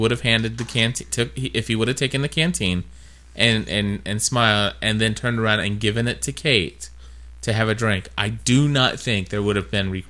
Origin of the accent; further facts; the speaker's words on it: Kentucky, United States; accent: southern; so yeah, we are from Kentucky. Even though we